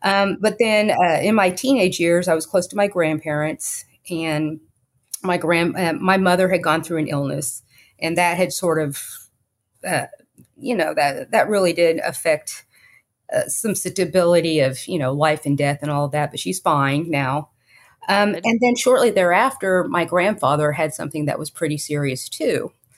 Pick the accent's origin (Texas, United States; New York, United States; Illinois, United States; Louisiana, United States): Texas, United States; Fort Worth; Well, first of all, I was born in Fort Worth and raised in the Mid-Cities, Fort Worth area.